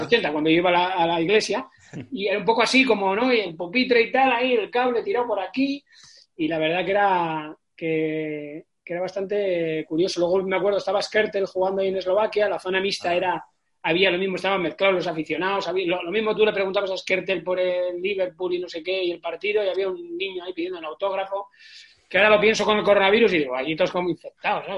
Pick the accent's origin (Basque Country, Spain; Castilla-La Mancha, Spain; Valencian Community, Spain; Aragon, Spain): Basque Country, Spain; Galdakao; also born or lived in Barakaldo; mi pueblo, que, que es de Galácano, que tiene 29.000 habitantes